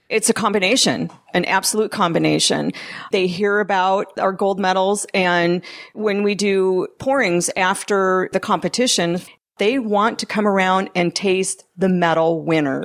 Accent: Midwest, United States; now in California, United States; I'm originally from the Midwest

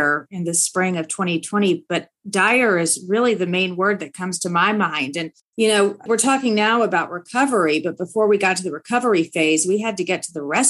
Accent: Nashville, Tennessee, United States; now in Washington, DC area, United States; I now live in the DC area, but I grew up in Nashville, Tennessee. I'm a proud Tennessean.

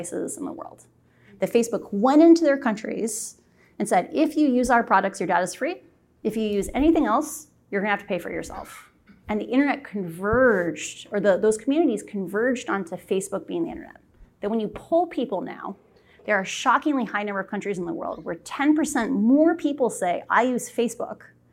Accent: Iowa, United States; I'm a Midwesterner. I'm from Iowa, you know, Southern Canada

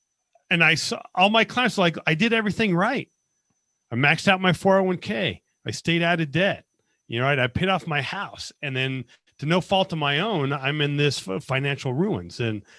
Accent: Las Vegas, Nevada, United States; I was born and raised in Las Vegas, went to the Army out of high school and got a degree in accounting.

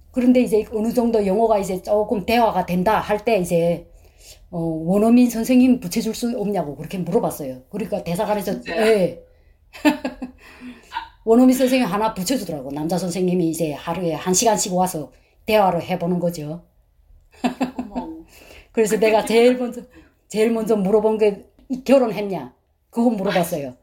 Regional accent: North Korea; moved away as an adult; also born or lived in China; now in Alabama, United States; 탈북자인데 우린두 자매다

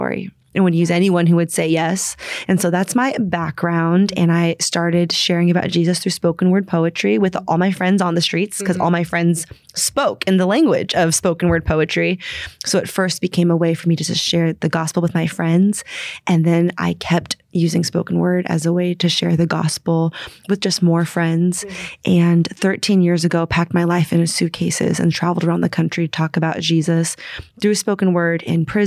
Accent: San Francisco, California, United States; I'm originally from San Francisco

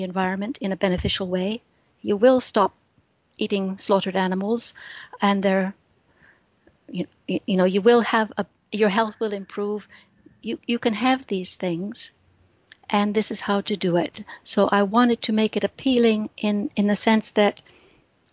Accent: Midwest, United States; moved away as an adult; also born or lived in Britain; now in United Kingdom; I grew up in the Midwest of the States

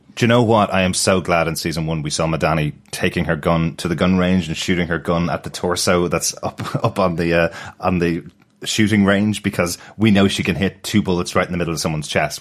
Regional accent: Ireland; as an Irish person

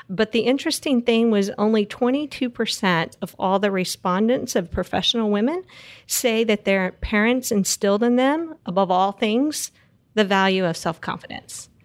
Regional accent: Texas Panhandle, United States; So I grew up in the Texas Panhandle, which is the very, very top part of Texas.

